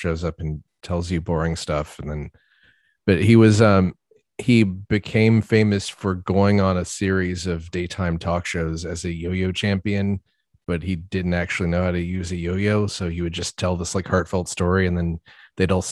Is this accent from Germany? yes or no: no; United States; I'm an American